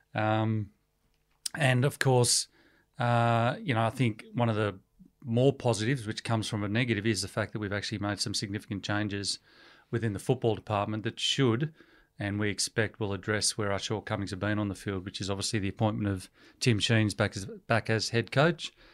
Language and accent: English; Melbourne, Victoria, Australia; moved away as an adult; also born or lived in Hollywood, United States; I was born in Melbourne and born and bred in Melbourne